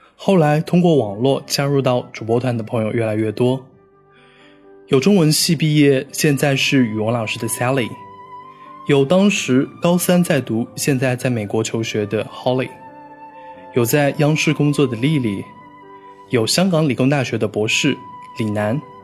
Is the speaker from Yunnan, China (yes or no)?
yes; Yunnan, China; also born or lived in Xi'an / Xiamen / Guangzhou; now in Beijing, China; 我毕业五年了，老家在云南。二零零六年到二零一零年，我在西安上了四年的大学。毕业以后去了厦门、广州，做过一年的销售。四年前来了北京，现在做的工作是外贸。和大多数北漂一样，我住在一间十几平米的合租房里。没有客厅，也没有家人在身边